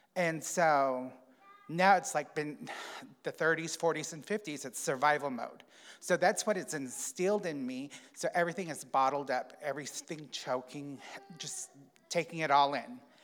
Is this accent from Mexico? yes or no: no; United States; I grew up on the Navajo reservation